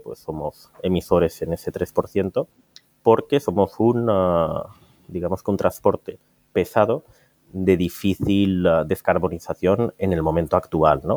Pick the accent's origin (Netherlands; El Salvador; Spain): Spain; Valencia, Valencian Community; venimos a Valencia, que es mi tierra